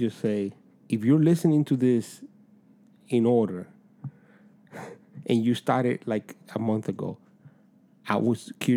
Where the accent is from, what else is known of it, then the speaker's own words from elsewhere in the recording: Dominican Republic; moved away; I was straight from Dominican Republic, so at age 10